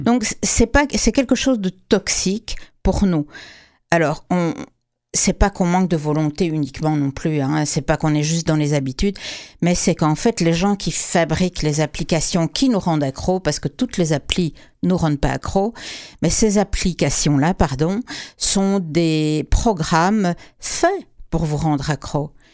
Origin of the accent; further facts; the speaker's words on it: Quebec, Canada; chez nous au Québec